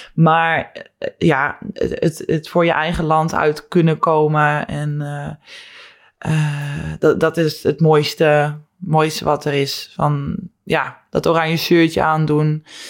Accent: Netherlands; moved away

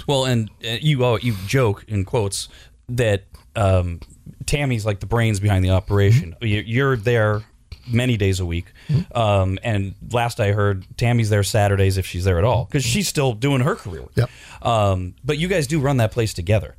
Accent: California, United States; I'm I'm basically from California, mm-hmm. right? Since I was three months old

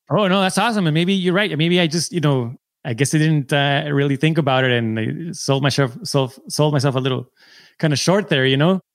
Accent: San Diego, California, United States; I'm from San Diego.

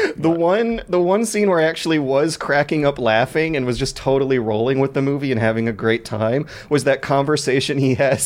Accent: United States; an American kid who grew up with a super religious father

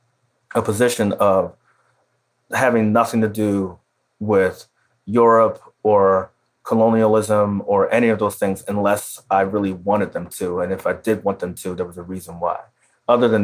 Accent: Philadelphia, Pennsylvania, United States; the row house that I grew up in Philly

